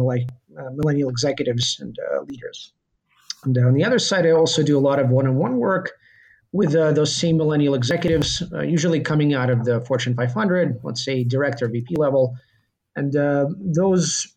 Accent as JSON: {"language": "English", "region": "Kentucky", "country": "United States", "tie": "born or raised there", "second_language": "English", "moved": "yes", "lives_now": "New York, United States", "said": "I grew up in Kentucky"}